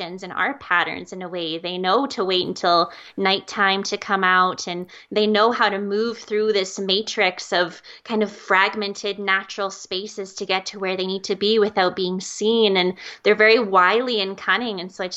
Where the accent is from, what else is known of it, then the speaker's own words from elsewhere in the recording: Calgary, Alberta, Canada; also born or lived in California; I growing up in Calgary